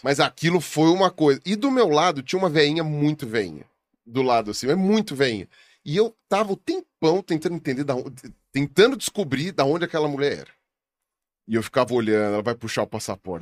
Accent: Brazil; also born or lived in Patagonia, Argentina; eu sou brasileiro

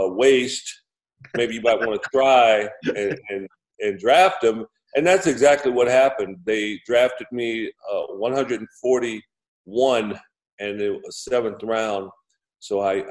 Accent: Compton, California, United States; I was raised in Compton, California

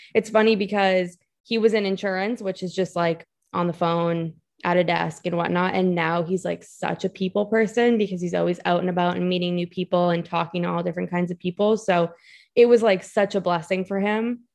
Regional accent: Massachusetts, United States; moved away as an adult; also born or lived in New York City; So I'm from Massachusetts and I went to college in New York City.

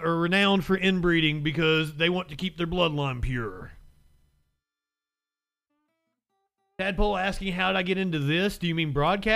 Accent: Kentucky, United States; But I am from Kentucky. I am from Kentucky now.

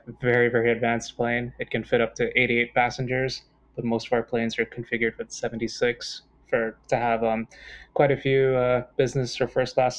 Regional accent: Sint Maarten; moved away; growing up on Sint Maarten

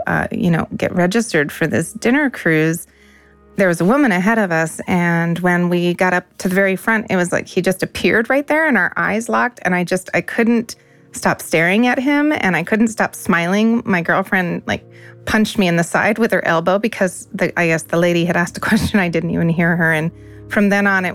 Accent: Omaha, Nebraska, United States; moved away; I am from originally Omaha, Nebraska

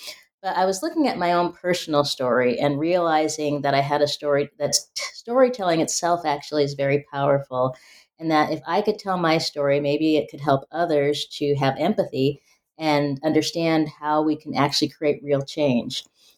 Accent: Spokane, Washington, United States; growing up in Spokane, Washington, you know, being a first generation college goer

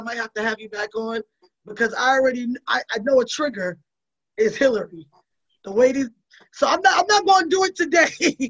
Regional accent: Northeast, United States; Like, we grew up in the Northeast during the fucking crack epidemic.

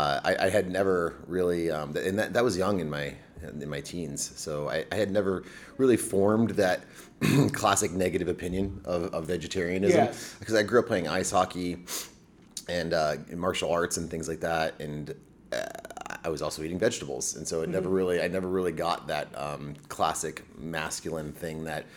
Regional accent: Florida, United States; Well, I come from an Army family, so I don't really come from anywhere specifically. You know, I was raised an Army brat, kind of to Central Florida in the early 90s.

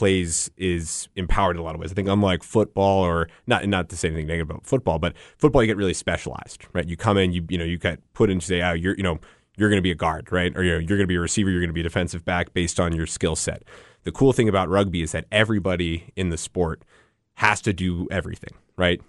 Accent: Northeast, United States; moved away; I'm from the Northeast originally

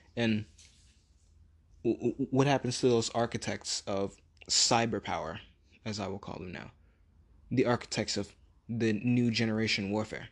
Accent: United States; us being American

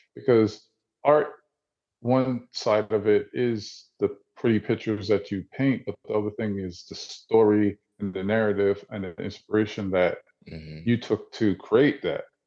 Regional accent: New Jersey, United States; now in Atlanta, United States; I grew up in Jersey, I'm originally from Jersey. I live in Atlanta

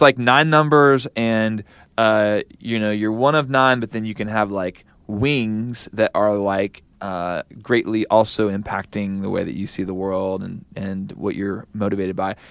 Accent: Kansas City, United States; I'm from Kansas City

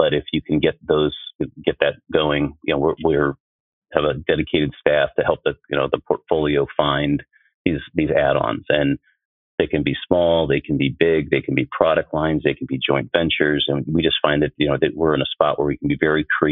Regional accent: Stark County, Ohio, United States; moved away as an adult; also born or lived in Chicago, Illinois; I grew up in Stark County, Ohio

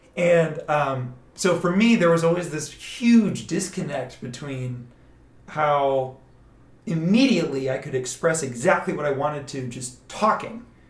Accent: Atlanta, Georgia, United States; moved away; also born or lived in Austin, Texas / Plano, Texas; I'm originally from Atlanta, Georgia. We moved to Austin about nine, ten years ago

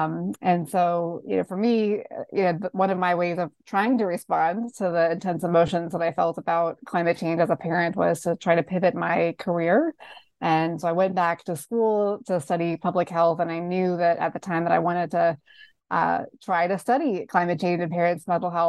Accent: North Carolina, United States; my home state of North Carolina, where I lived at the time

